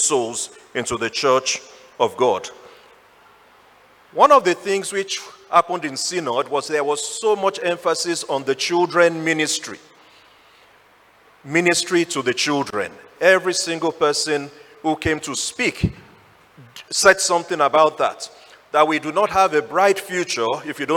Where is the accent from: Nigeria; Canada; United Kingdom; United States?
Nigeria; now in Ghana